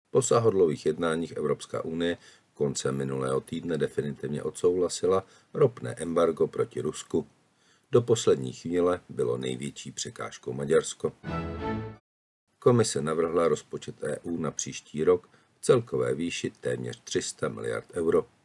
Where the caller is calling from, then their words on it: Prague, Czechia; Já jsem se vrátil z Severního Kypru, takže eh, teď už volám z Prahy v České republice